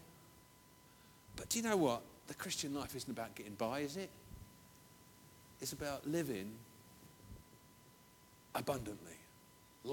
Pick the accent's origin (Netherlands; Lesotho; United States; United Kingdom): United Kingdom; England